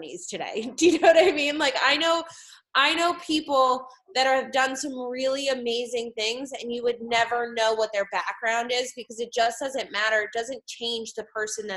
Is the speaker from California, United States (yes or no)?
no; West Windsor, New Jersey, United States; now in Allentown, United States; I grew up in West Windsor, New Jersey, which is like right outside of Princeton.